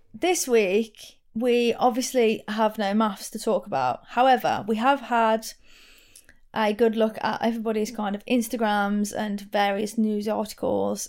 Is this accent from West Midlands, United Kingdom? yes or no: yes; Wolverhampton, West Midlands, United Kingdom; accent: Wolverhampton; my Wolverhampton accent